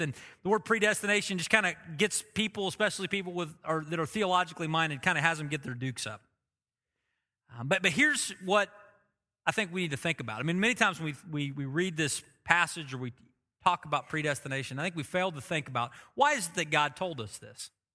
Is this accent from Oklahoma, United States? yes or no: yes; Oklahoma, United States; I've lived in Oklahoma my whole life, I could say I'm blessed 'cause I'm an Oklahoman